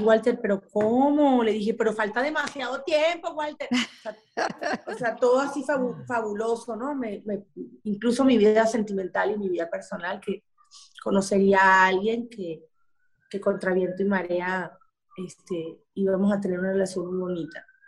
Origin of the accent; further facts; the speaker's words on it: Maracay, Aragua, Venezuela; moved away as an adult; now in Miami, United States; yo me crié con unas costumbres en Maracay